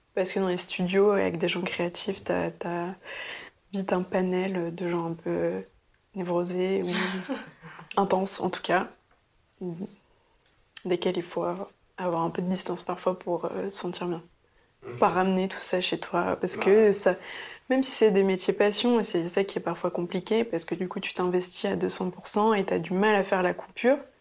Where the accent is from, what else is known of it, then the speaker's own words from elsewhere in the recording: Paris, Île-de-France, France; also born or lived in Antwerp, Belgium; j'ai grandi à Paris, dans le 12e